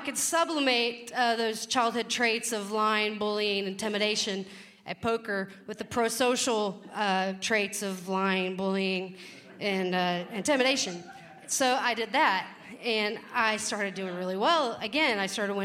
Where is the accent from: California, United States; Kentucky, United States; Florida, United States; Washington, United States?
Kentucky, United States; now in Pacific Northwest, United States; I'm from Kentucky. Not the part where they race horses and drink mint juleps. I'm from the part of Kentucky where your moms fist fight in the front yard